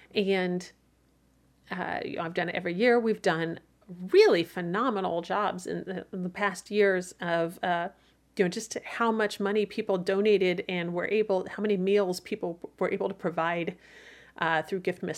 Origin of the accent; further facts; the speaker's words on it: Midwest, United States; As a Midwesterner